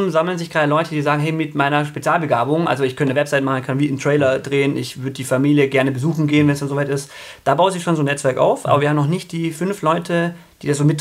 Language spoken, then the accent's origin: German; Aalen, Baden-Württemberg, Germany; äh, Altpietismus sogar, also äh, in Württemberg groß geworden, Tefern im Aalen, mein Papa war der Vorsitzende.